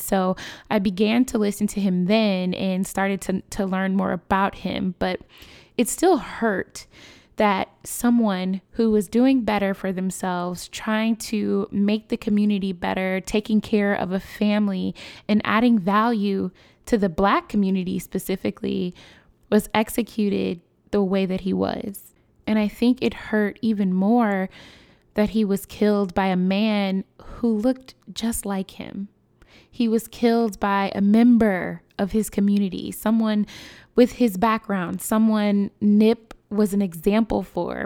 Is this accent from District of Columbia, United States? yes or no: no; Chicago, Illinois, United States; My hometown, Chicago, we are no stranger to gun violence